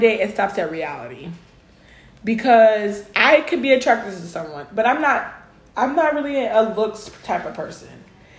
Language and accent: English; Los Angeles, California, United States; now in Texas, United States; I'm originally from Los Angeles, California. I moved here for school, but it really didn't work out.